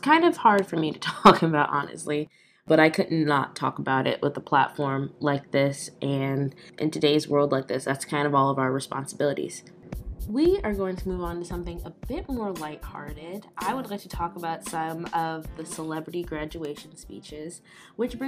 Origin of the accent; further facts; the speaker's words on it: Aurora, Illinois, United States; also born or lived in Iowa; I'm still, like I said, in my hometown. I'm in Aurora, Illinois